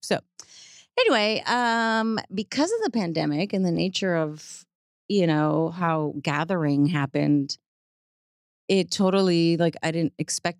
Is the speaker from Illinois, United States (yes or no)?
no; New York City, New York, United States; now in Texas, United States; I have a huge family in Puerto Rico. I grew up in New York City and I live in Texas now, kind of far removed from, you know, the pollution of my family and friends.